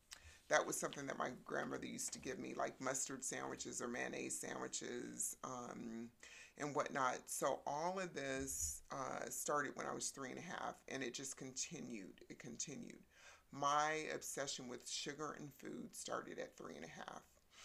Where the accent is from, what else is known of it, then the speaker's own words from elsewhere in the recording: Texas, United States; born there; So I was born in Texas, and my natural father was in the Vietnam War.